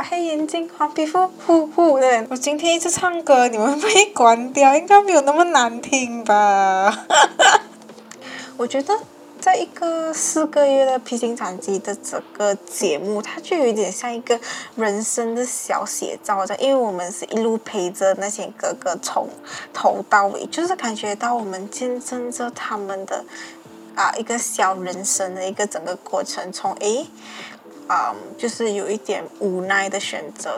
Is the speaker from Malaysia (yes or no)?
yes; Malaysia; 我们马来西亚讲一句话要磨扁咯